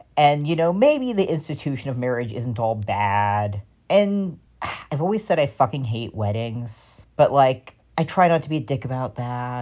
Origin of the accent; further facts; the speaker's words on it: California, United States; I am a Californian with a lapsed Catholic dad.